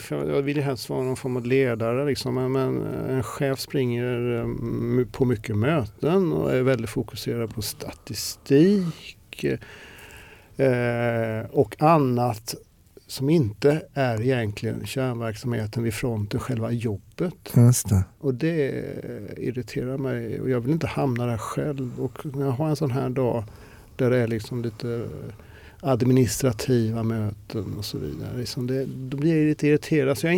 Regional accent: Småland, Sweden; Ja, ja alltså eh, Imre Lönnebergaland.

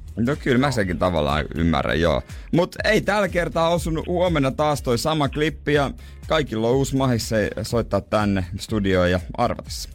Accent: Ostrobothnia, Finland

